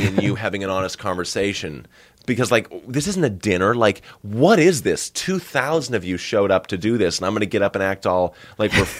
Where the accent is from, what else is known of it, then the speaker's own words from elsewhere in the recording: Northern Massachusetts, United States; I grew up in Northern Massachusetts